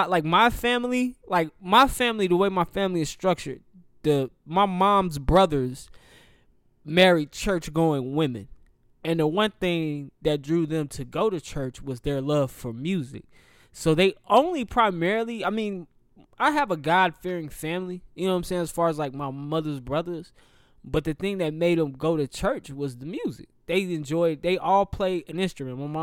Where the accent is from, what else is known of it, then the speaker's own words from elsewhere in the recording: the South, United States; me being a Southerner